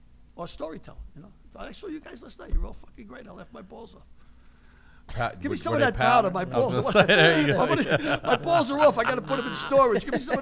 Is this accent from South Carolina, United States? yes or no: no; New York City, New York, United States; I talk like you. I'm from the Bronx.